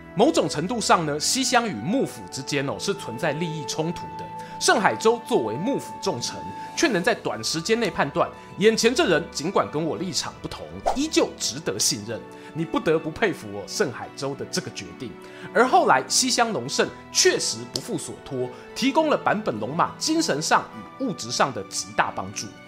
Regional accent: Yilan, Yilan County, Taiwan; 我们宜兰人

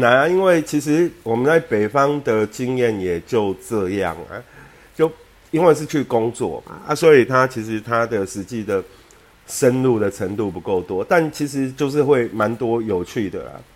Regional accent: Taipei, Taiwan; now in Kaohsiung, Taiwan; 我从小在那边念小学

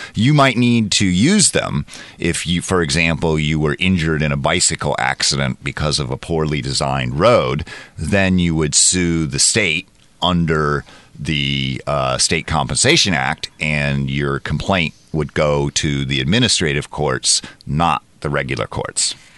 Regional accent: United States; now in Taiwan; as an American

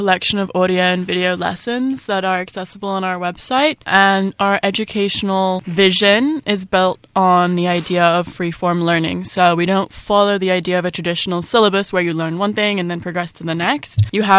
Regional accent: Singapore; also born or lived in United Kingdom; My parents are from the UK, and I'm also from the UK, but I grew up in Singapore. So when I was at school, as well as Spanish and French, Chinese was an option to learn.

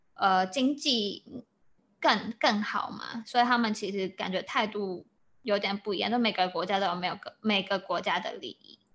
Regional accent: Taiwan; moved away; 我也是台湾人

